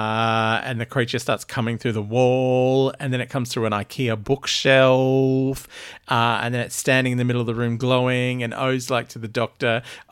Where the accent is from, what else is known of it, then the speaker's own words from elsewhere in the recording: Australia; accent: Australian; also born or lived in England; like I lived in England for ages and my accent was terrible because I still kept weird Australian bits. So all the British people could tell I was Australian and all of my Aussie mates thought that I had a full Pommy accent.